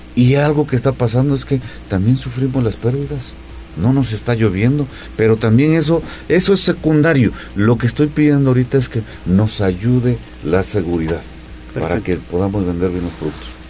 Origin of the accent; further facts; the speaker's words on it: Coayuca de Andrade, Puebla, Mexico; Coayuca, mi pueblo